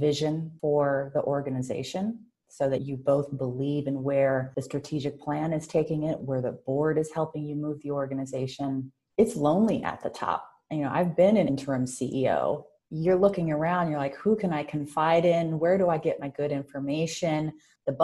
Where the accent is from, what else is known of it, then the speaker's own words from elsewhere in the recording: Oakland, California, United States; as an adolescent growing up in Oakland